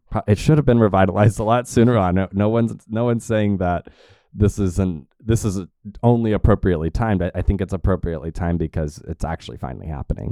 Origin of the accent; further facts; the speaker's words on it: Tulsa, Oklahoma, United States; I grew up here